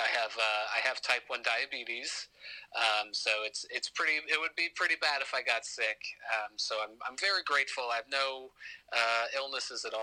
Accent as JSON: {"language": "English", "town": "Scranton", "region": "Pennsylvania", "country": "United States", "said": "I am from Scranton, Pennsylvania"}